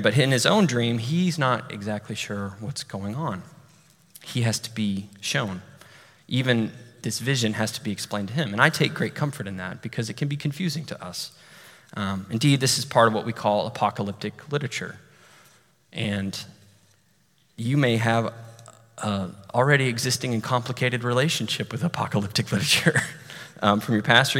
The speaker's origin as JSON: {"language": "English", "town": "Amarillo", "region": "Texas", "country": "United States", "tie": "born or raised there", "moved": "yes", "said": "my hometown, Amarillo"}